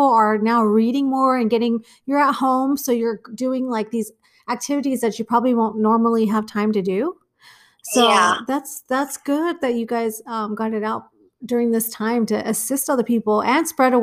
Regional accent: Flagstaff, Arizona, United States; moved away; I was born in Flagstaff

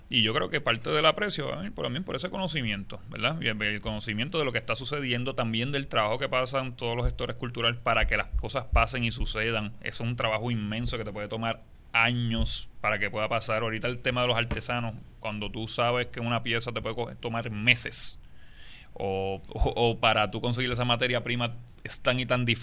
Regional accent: Puerto Rico; nosotros como puertorriqueños que amamos el arte de la cultura, la academia.

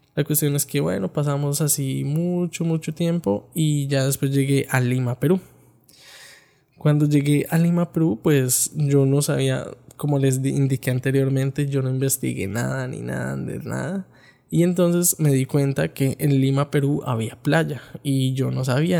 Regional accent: Bogotá, Colombia; Yo soy de la ciudad de Bogotá

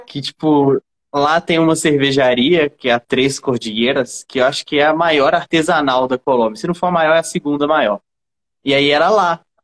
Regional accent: Brazil; eu sou brasileiro

